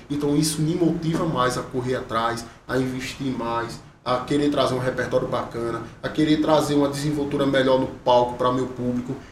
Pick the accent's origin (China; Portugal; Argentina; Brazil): Brazil; Mata Grande, Alagoas; sou de Mata Grande, Alagoas, estou aqui fazendo show